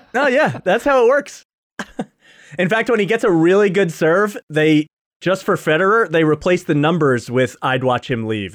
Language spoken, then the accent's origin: English; New York, United States; I'm a New Yorker